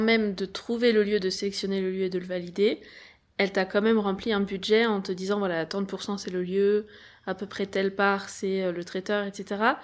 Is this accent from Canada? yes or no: no; France; on est français